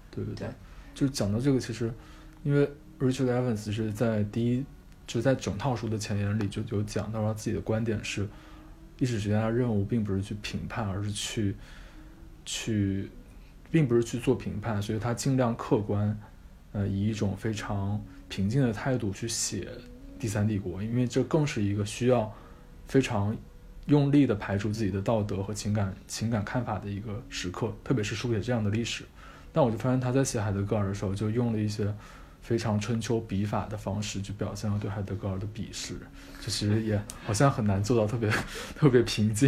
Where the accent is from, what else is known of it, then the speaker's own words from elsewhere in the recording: China; 我们中国人